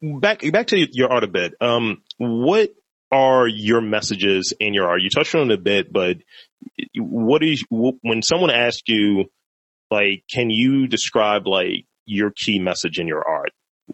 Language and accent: English; Baltimore, Maryland, United States; I'm from here. I've been here forever.